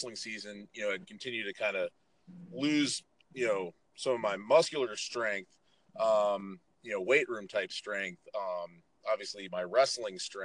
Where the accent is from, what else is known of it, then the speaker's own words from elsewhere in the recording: San Francisco, California, United States; moved away as an adult; also born or lived in Central Pennsylvania; I was born and raised in San Francisco, you know, in the city, not, you know, in a suburb outside it, but actually in the city. And you know, I was 0 through 18, that's where I was